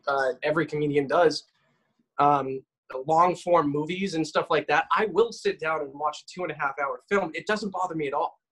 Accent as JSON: {"language": "English", "region": "Massachusetts", "country": "United States", "tie": "born or raised there", "said": "Massachusetts, halfway across the state is 35 miles, and that's where I grew up"}